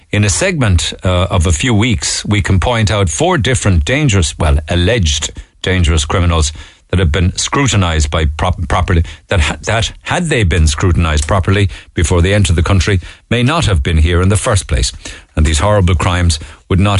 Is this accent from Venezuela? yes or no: no; Ireland; I hold a Canadian passport but I was born and reared in Ireland.